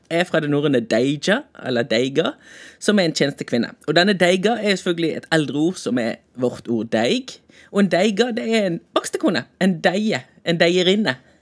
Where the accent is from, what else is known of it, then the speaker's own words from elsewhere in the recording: Bergen, Vestland, Norway; som bergenser